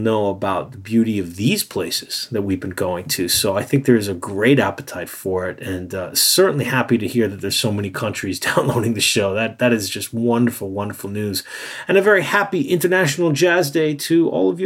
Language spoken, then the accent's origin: English; New York City, New York, United States; now in Japan; I'm from Brooklyn